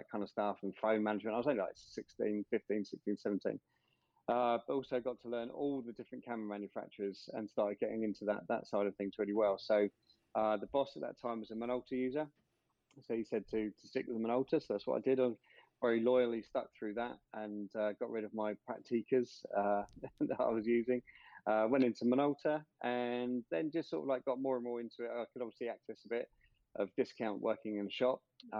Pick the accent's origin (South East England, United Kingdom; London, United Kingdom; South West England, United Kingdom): South East England, United Kingdom; Farnborough; I'm born and bred in Farnborough